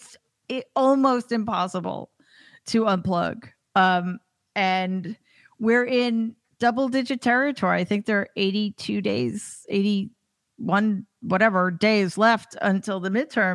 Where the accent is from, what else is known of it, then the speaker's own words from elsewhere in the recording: New York, United States; I'm from New York, and that seems bizarre to me.